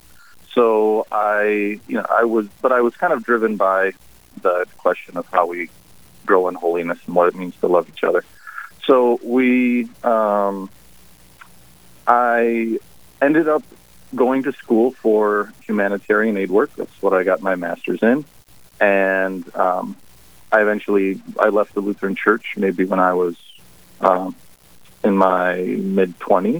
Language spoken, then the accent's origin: English; Wisconsin, United States; moved away as an adult; also born or lived in Nicaragua; now in New Ulm, United States; I grew up in Wisconsin